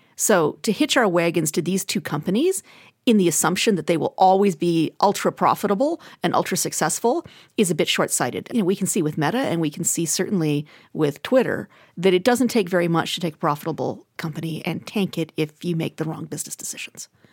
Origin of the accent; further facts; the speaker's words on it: Alberta, Canada; I'm from Alberta.